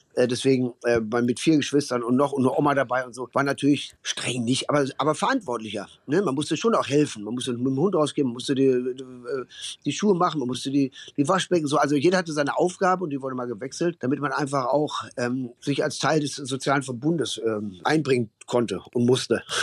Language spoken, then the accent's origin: German; Ruhr area, North Rhine-Westphalia, Germany; also born or lived in Berlin; now in Cologne, Germany; weil ich bin ja aus dem Ruhrgebiet